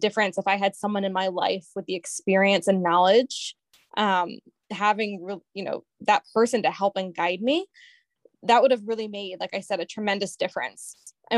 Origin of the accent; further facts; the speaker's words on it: Cheshire, Connecticut, United States; I'm originally from the Cheshire, Connecticut area